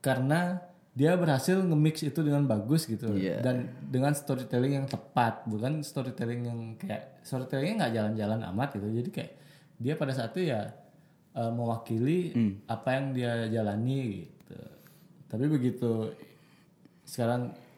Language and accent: Indonesian; Bali, Indonesia